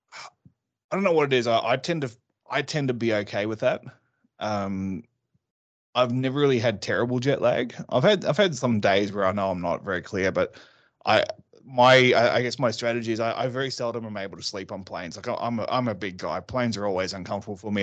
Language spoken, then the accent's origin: English; Australia; also born or lived in London; I'm Australian